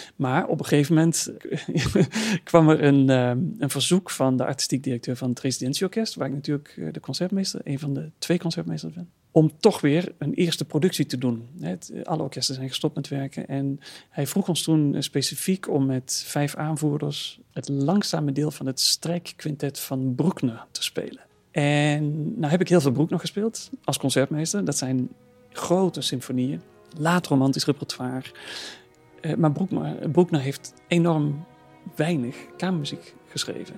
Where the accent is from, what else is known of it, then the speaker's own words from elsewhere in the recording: Netherlands; als Nederlandse jongen